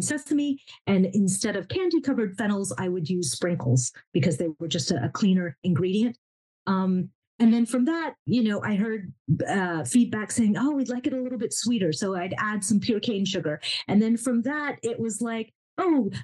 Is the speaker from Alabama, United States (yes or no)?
yes; Alabama, United States; also born or lived in Pakistan / Iran; they brought him and my mom and myself to Alabama, where they were based